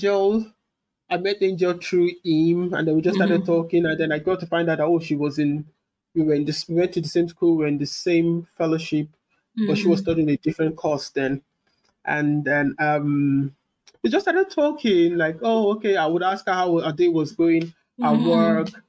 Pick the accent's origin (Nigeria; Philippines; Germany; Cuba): Nigeria; moved away as an adult; now in United Kingdom; I'm a Nigerian from Africa.